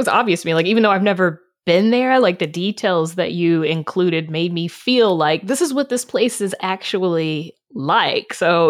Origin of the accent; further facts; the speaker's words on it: the South, United States; I grew up in the South. I know.